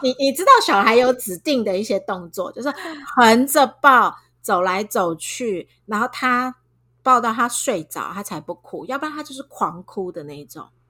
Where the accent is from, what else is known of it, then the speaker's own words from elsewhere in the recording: Taiwan; 我们台湾人